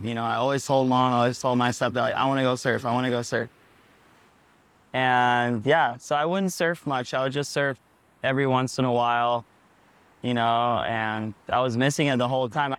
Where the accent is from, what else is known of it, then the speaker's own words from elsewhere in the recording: Pavones, Puntarenas, Costa Rica; also born or lived in Hawaii; I grew up here in Pavones, Costa Rica